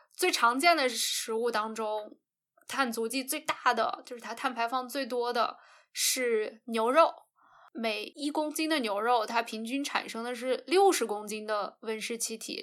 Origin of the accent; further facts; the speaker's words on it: North China, China; 我们家是华北的嘛